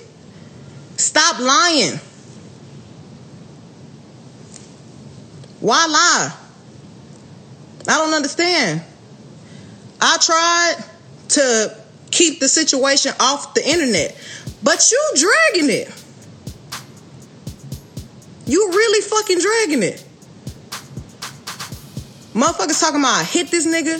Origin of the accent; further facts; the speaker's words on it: Houston, Texas, United States; I'm from Houston. I'm from the motherfucking South Side.